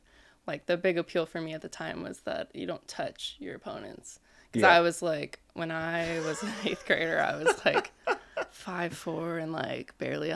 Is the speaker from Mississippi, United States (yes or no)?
no; Hermosa Beach, California, United States; Born and raised in yeah. Hermosa